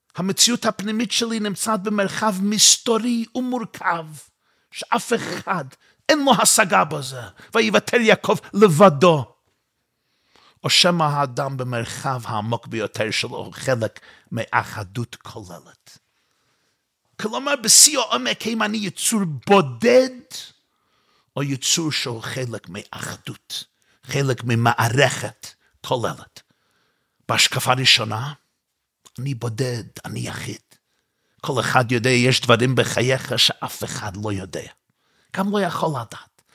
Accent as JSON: {"language": "Hebrew", "town": "New York City", "region": "New York", "country": "United States", "tie": "born or raised there", "said": "אני גדלתי באותה שכונה בקרונהייטס וגרתי שמה"}